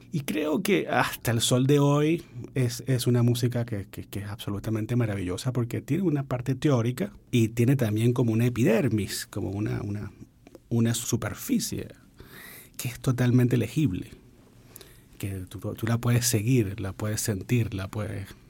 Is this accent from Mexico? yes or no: no; Venezuela; yo soy venezolano